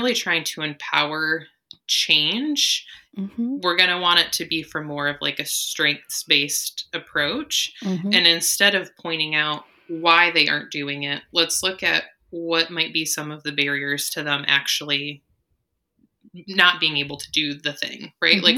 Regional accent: Michigan, United States; moved away as an adult; now in Pittsburgh, United States; I am from Michigan

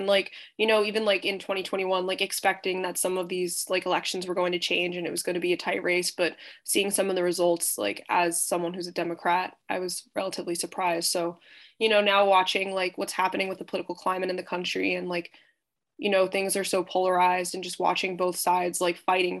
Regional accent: Smithtown, New York, United States; Where I went to high school, my hometown on Long Island, Smithtown

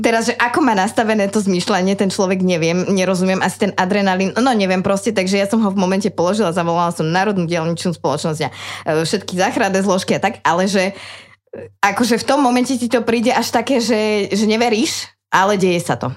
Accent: Trenčín, Trenčín Region, Slovakia; moved away; also born or lived in Trnava; ja som z Trenčina originál

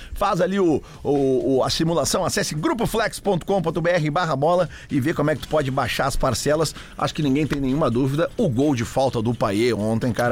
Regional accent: Porto Alegre, Rio Grande do Sul, Brazil; eu, eu cresci na Avenida Farrapos, eh, voluntários, eh, Cristóvão Colombo, todo aquele, aquele bairro, toda aquela área que é perto ali agora, que chama de quarto distrito

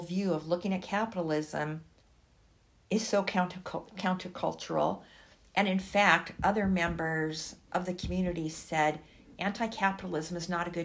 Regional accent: Los Angeles, California, United States; moved away as an adult; also born or lived in Syria / New York; now in Harrisonburg, United States; if you're in California, as I was as a child, never learning the names of the indigenous people who lived in Los Angeles, where I was living

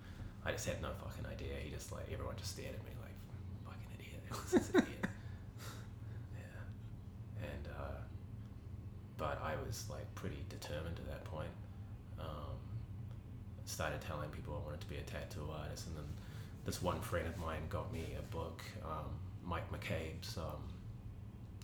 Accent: Auckland, New Zealand; I grew up in Grey Lynn, actually only about three blocks from Merv's shop at that time, which was on Richmond Road

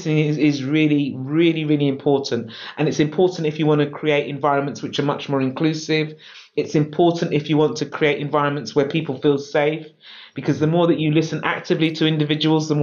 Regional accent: London, United Kingdom; I'm a Londoner. So I was born in London. I love London.

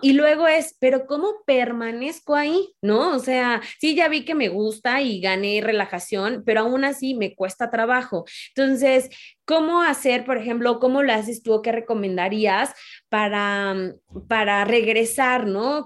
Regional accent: Mexico; mujer, mexicana

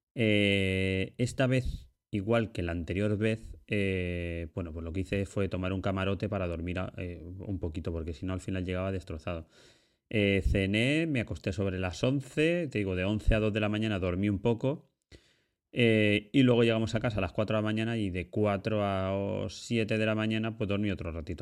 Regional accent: Ibi, Valencian Community, Spain; yo soy de un pueblecito de, Alicante que se llama Ibi

